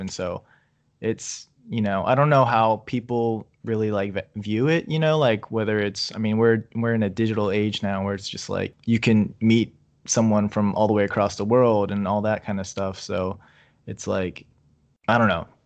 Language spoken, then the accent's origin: English; Virginia, United States; I'm from Virginia